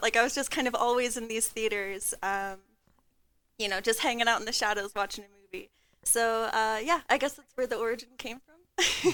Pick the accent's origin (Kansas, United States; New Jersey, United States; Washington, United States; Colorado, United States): Colorado, United States; Denver; I'm from Denver, Colorado